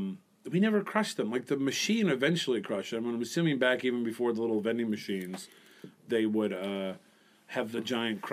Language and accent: English; Michigan, United States; Well, I grew up in Michigan.